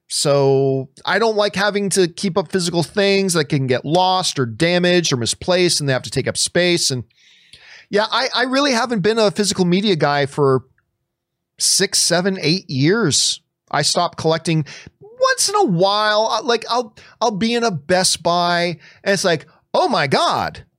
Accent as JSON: {"language": "English", "country": "Canada", "moved": "yes", "said": "I'm very, very proud of my Italian heritage, and I very much enjoy this country that I live in right now"}